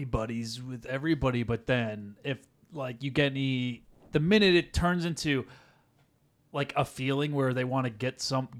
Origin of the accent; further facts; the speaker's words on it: New Hampshire, United States; growing up in New Hampshire with no artistic family members ever.